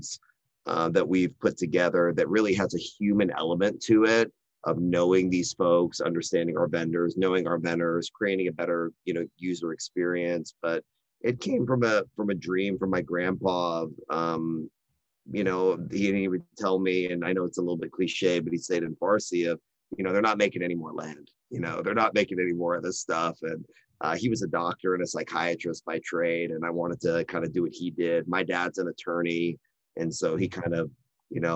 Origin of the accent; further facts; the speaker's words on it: Austin, Texas, United States; also born or lived in Dallas / San Antonio; I'm very fortunate to be born and raised in Austin, Texas